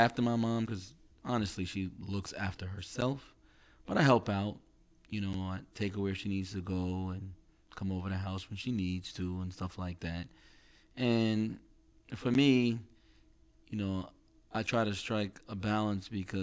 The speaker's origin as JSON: {"language": "English", "region": "New York", "country": "United States", "said": "we're from New York"}